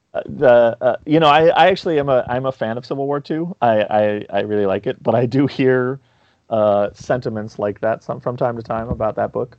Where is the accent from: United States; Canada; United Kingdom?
United States; New York City, New York; I grew up in New York City.